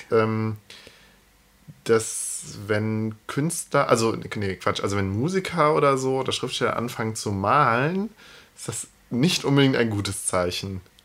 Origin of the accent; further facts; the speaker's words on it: Cologne, North Rhine-Westphalia, Germany; als äh, Kölner